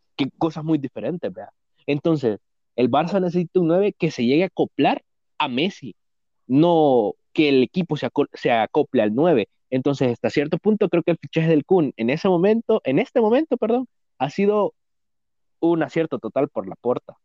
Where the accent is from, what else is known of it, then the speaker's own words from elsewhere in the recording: El Salvador; somos del Salvador